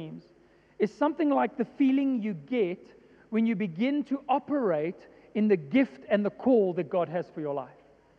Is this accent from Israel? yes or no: no; Johannesburg, Gauteng, South Africa; I was born and raised in Joburg